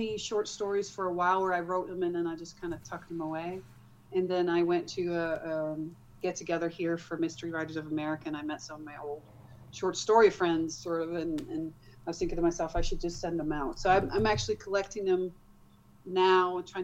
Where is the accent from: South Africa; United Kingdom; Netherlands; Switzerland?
Netherlands; moved away as an adult; now in United States; I grew up in the Netherlands, got married, and then been moving around.